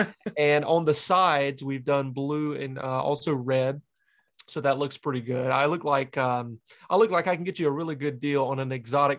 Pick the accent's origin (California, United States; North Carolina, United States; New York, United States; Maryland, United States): North Carolina, United States; Kings Mountain; moved away as an adult; now in New Hampshire, United States; So I'm actually originally from North Carolina, born and raised right on the border of South Carolina. It's near Charlotte. Charlotte is right on the border of North and South Carolina. And I'm from a town west of that, called Kings Mountain, North Carolina.